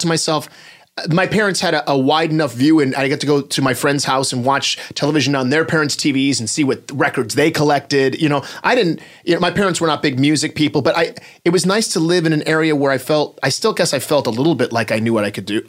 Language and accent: English; Detroit, Michigan, United States; born or raised there